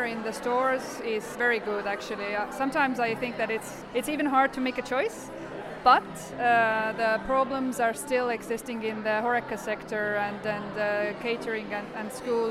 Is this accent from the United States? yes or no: no; Estonia; I come from Estonia.